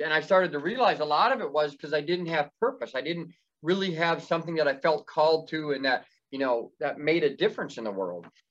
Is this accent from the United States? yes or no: yes; Indiana, United States; moved away as an adult; I grew up in Indiana. That's where I was Amish and left in Indiana in March of 2012